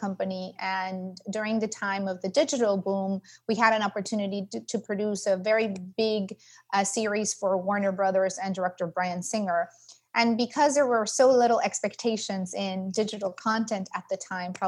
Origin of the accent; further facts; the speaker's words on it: Mexico; moved away as an adult; now in Los Angeles, United States; I am originally from Mexico, so I'm a very proud Latina and immigrant entrepreneur, but lived in the States for over 25 years now. I live in Los Angeles.